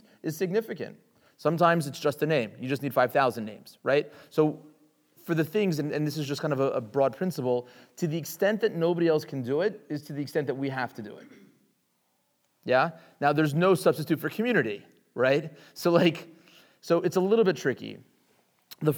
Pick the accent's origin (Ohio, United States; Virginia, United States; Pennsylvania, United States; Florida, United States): Virginia, United States; Richmond; I grew up in Richmond, Virginia, in the South